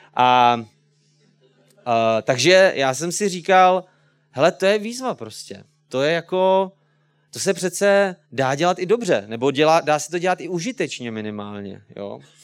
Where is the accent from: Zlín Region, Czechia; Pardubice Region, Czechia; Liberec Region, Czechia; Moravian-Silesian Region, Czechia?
Pardubice Region, Czechia; Česká Třebová; jsem z České Třebové, je mi třicet pět let